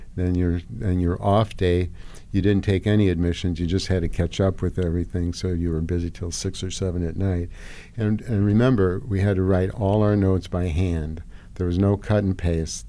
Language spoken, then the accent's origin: English; Hungary; now in United States; I grew up in Hungary